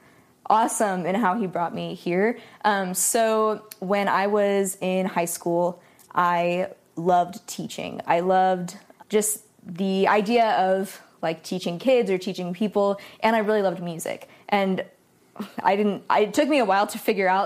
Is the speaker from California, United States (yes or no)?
yes; Sacramento, California, United States; I grew up in Sacramento, California